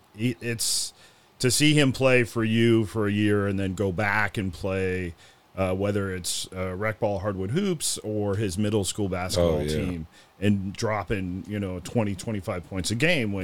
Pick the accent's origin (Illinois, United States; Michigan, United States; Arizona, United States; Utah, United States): Illinois, United States; Chicago; Yeah. Well, I grew up in Chicago. When Walter Payton, sweetness, played for the Bears. So became a Bears fan and became a Cubs fan.